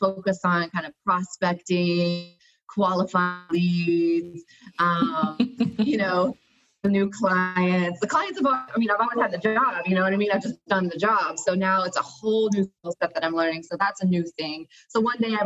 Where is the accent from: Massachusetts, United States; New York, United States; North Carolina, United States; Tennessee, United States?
North Carolina, United States; moved away as an adult; also born or lived in Costa Rica / Spain; now in Atlanta, United States; I grew up in North Carolina